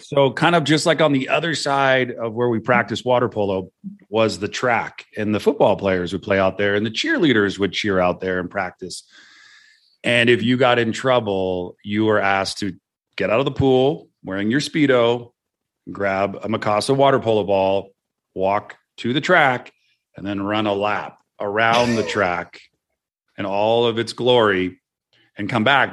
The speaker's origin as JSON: {"language": "English", "town": "Santa Cruz", "region": "California", "country": "United States", "tie": "born or raised there", "said": "where I grew up in Santa Cruz"}